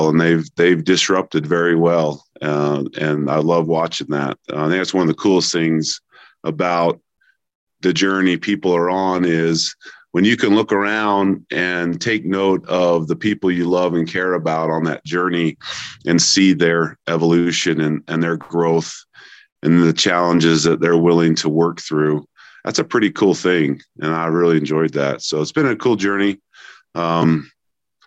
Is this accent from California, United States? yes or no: no; Logan, Utah, United States; moved away as an adult; also born or lived in Salt Lake City, Utah; I'm originally from Logan, Utah